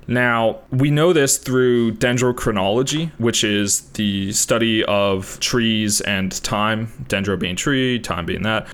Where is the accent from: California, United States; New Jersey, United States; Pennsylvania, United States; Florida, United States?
California, United States; Southern; we grew up in Southern California